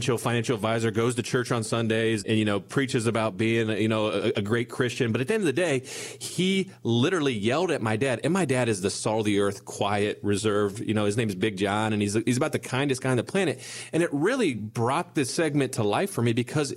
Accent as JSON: {"language": "English", "town": "Bellefontaine", "region": "Ohio", "country": "United States", "said": "We're from a small town. You guys may or may not have heard of it. I'm from Belle Fountain, Ohio"}